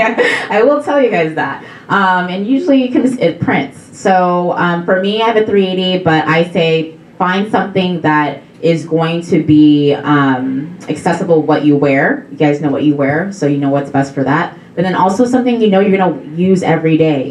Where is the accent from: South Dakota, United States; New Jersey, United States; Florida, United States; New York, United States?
South Dakota, United States; I'm from South Dakota